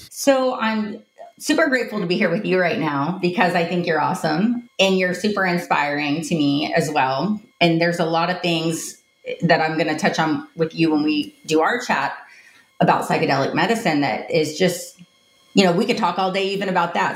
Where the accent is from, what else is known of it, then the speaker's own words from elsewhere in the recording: Tampa, Florida, United States; I grew up in Tampa, Florida